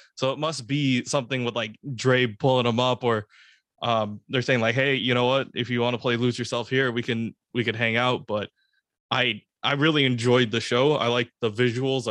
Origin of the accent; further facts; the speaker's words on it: the Bay Area, California, United States; I'm from the Bay